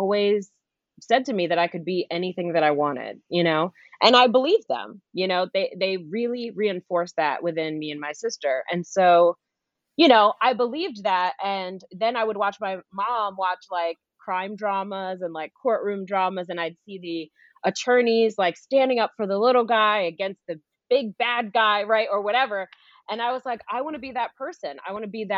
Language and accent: English; New York City, New York, United States; where I started was in Flushing, Queens, New York. I grew up in New York, Queens girl